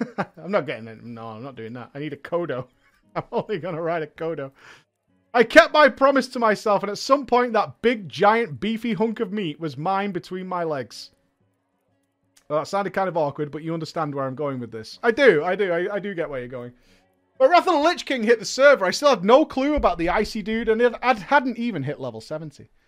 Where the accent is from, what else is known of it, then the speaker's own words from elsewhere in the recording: Austria; English is a second language; I first I have to apologise for my terrible English. I am indeed hailing from Austria, but I am not a native speaker. I was never good in English at school